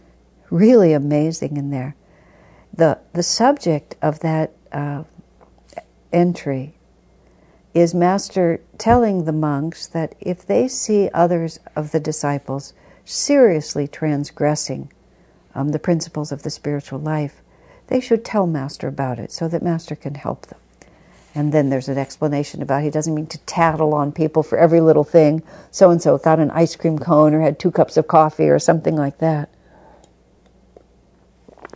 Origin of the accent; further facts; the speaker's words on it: United States; I think of myself as an American